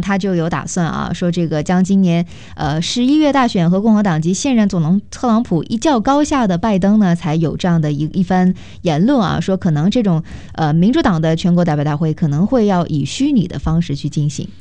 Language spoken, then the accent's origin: Chinese; California, United States; 我们加州人